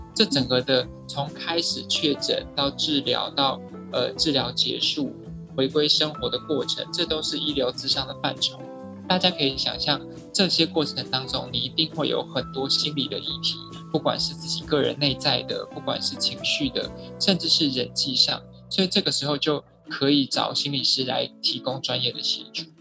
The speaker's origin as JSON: {"language": "Chinese", "country": "Taiwan", "said": "我们台湾人"}